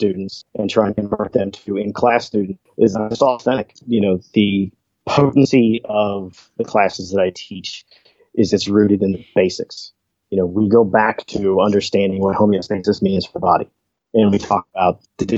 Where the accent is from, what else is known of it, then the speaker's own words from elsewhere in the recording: Midwest, United States; growing up in the Midwest